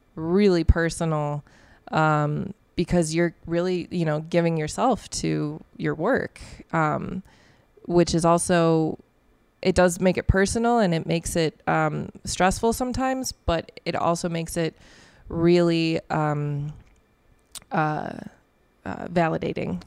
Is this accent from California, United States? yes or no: no; La Grange Park, Illinois, United States; I grew up in LaGrange Park